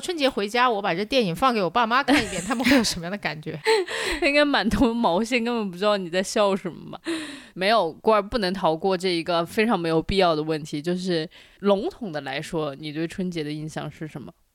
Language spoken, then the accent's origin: Chinese; Changsha, Hunan, China; 我家乡在长沙，小时候是可以放烟花的